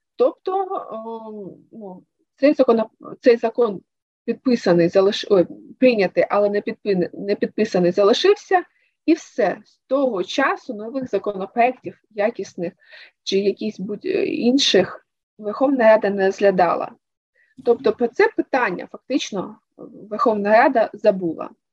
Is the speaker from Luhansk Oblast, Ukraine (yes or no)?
yes; Luhansk, Luhansk Oblast, Ukraine; moved away; мій рідний Луганськ